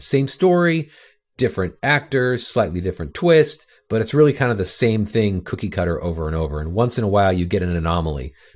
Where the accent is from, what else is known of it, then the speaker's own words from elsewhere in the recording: Orange County, California, United States; I grew up in Orange County, California